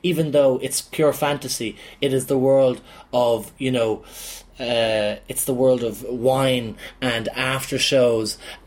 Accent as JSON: {"language": "English", "town": "Dublin", "region": "Leinster", "country": "Ireland", "tie": "born or raised there", "said": "I'm a lad from Talla, and I grew up with the fucking man's man"}